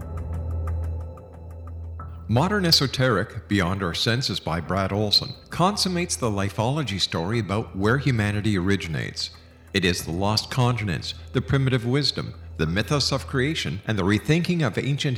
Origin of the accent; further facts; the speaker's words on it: Canada; I'm Canadian